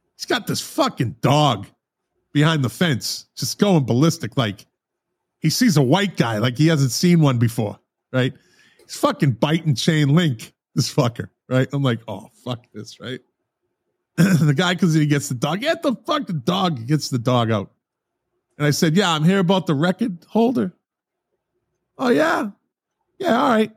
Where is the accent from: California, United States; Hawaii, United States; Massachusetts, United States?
Massachusetts, United States; Boston; moved away; I'm from Boston originally